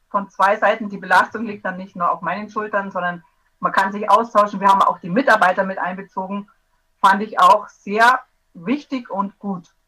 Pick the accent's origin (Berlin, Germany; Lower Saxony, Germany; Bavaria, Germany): Bavaria, Germany; aus Bayern vom schönen Ammersee in der Nähe von München.